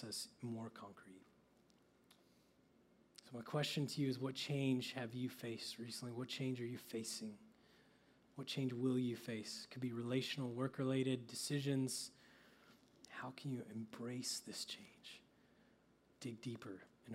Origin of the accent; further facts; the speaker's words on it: Oklahoma, United States; I grew up in Oklahoma where guys are tough